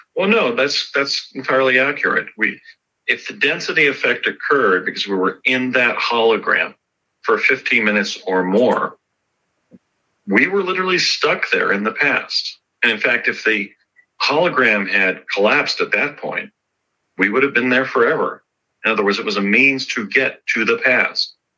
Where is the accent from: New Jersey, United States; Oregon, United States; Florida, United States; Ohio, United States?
New Jersey, United States; Morris Plains; moved away; also born or lived in Chatsworth, California; I had been born in Morristown, New Jersey, and I was growing up in Morris Plains